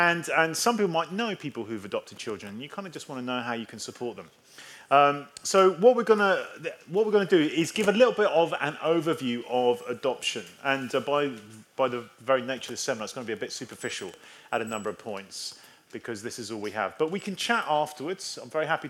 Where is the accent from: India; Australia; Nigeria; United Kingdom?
United Kingdom; England; I am English.